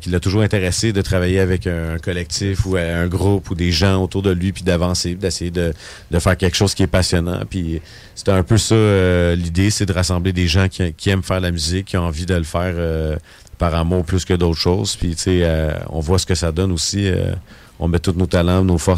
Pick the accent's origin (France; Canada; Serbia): Canada; Terrebonne, Quebec; fait que c'est ça, moi je viens de Terrebonne aussi.